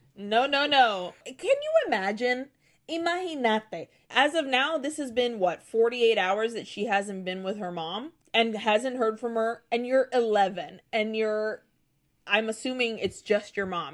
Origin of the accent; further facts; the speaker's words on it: Nicaragua; moved away; also born or lived in Brazil; Growing up in Nicaragua